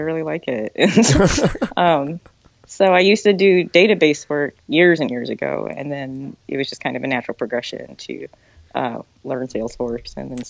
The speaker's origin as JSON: {"language": "English", "region": "central Illinois", "country": "United States", "tie": "born or raised there", "also_born_or_lived": "Seoul, South Korea / Chicago", "moved": "as an adult", "lives_now": "New York City, United States", "said": "I grew up in the Midwest in central Illinois, and I did move to Chicago a few years after college, and I was there for about 7 years, and then I just decided I wanted to live in New York"}